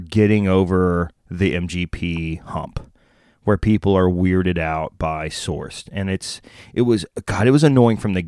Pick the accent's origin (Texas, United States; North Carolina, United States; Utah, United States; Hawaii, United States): Texas, United States; Waco; also born or lived in Dallas, Texas; I'm from Texas. So I am a Lone Star brother. Dallas specific. I was born in Parkland Hospital